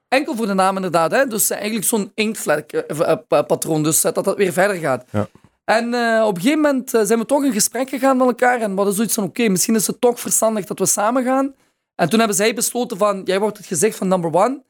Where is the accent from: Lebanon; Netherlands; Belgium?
Belgium; Maasmechelen, Flanders; Ik ben opgegroeid in Maasmechelen